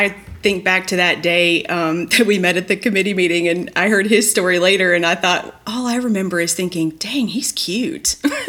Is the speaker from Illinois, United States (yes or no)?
yes; Chicago, Illinois, United States; now in North Carolina, United States; I'm from Chicago, pretty liberal, you know, living in North Carolina now